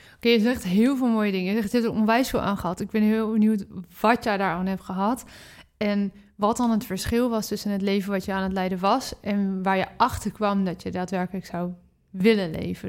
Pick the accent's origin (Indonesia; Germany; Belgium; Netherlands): Netherlands; We zijn in Nederland natuurlijk opgegroeid met brood, brood, brood, brood, brood